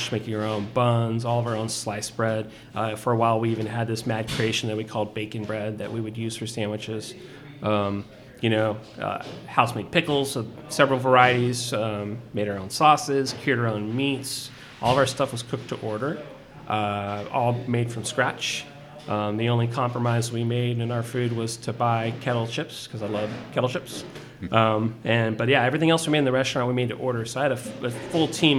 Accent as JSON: {"language": "English", "town": "Corpus Christi", "region": "Texas", "country": "United States", "tie": "born or raised there", "also_born_or_lived": "Portland, Oregon", "moved": "as an adult", "lives_now": "Austin, United States", "said": "I grew up in South Texas. Corpus Christi is my hometown"}